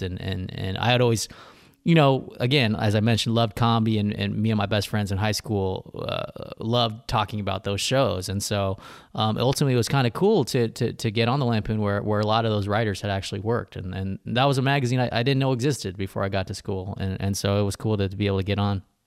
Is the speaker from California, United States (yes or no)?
yes; Riverside, California, United States; I grew up in Riverside, California, which is about an hour and a half from L